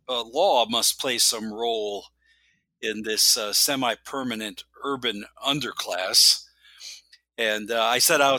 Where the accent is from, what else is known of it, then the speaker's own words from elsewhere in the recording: Wisconsin, United States; Well, I was born and raised in Wisconsin and went to college and law school on the East Coast.